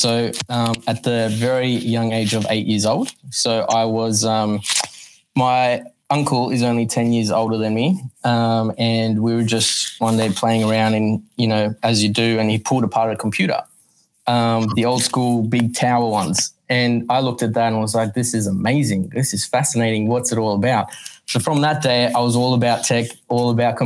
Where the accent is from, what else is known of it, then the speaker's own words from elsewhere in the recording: Johannesburg, Gauteng, South Africa; now in Sydney, Australia; from Sydney, well, reside in Sydney, Australia, born Johannesburg, South Africa, came here 23 years ago now